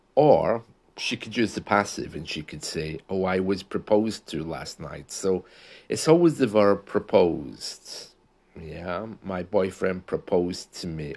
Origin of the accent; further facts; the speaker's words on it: United Kingdom; we usually say that in the U K